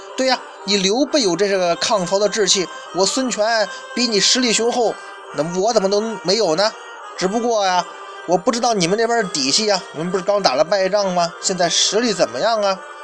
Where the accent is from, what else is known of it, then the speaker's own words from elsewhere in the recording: China; 我们中国人